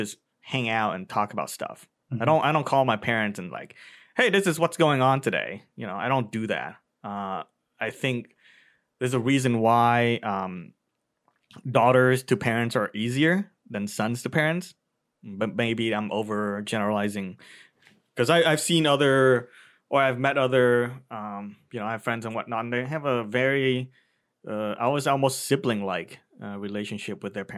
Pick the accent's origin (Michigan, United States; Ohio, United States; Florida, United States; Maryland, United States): Ohio, United States; Cleveland; also born or lived in Vietnam / California; in Cleveland, I spend a majority of my life. So I would say that's my hometown